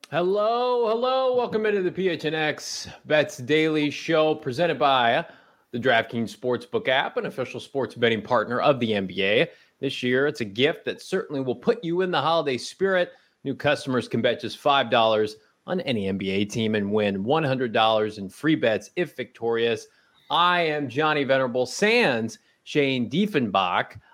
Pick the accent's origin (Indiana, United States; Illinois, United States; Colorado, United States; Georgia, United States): Illinois, United States; I grew up in Illinois